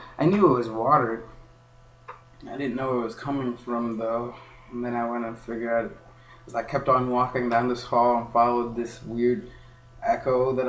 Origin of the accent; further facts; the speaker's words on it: Kenya; moved away; I just told her I was from Kenya.